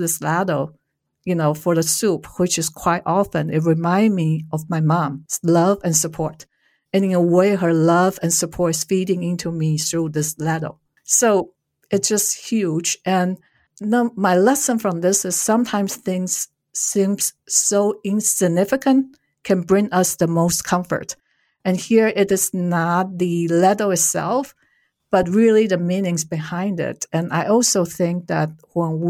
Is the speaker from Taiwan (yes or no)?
yes; Taiwan; moved away as an adult; also born or lived in United States; now in Germany; I was born and raised in Taiwan